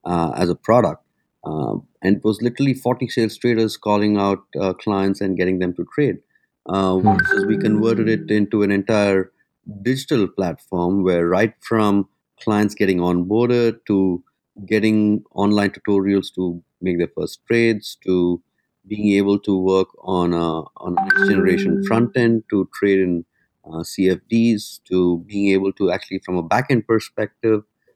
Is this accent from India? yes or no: yes; India; moved away as an adult; also born or lived in London, United Kingdom; now in Singapore; I grew up in India